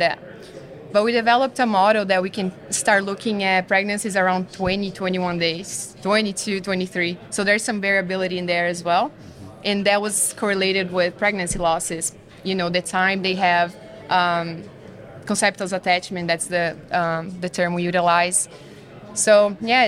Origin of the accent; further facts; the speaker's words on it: southern Brazil, Brazil; moved away as an adult; now in United States; I'm from Brazil, actually, southern Brazil. Small little town in the west part of my state